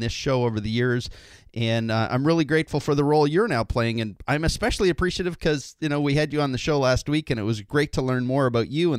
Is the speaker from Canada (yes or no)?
yes; Canada; being a true Canadian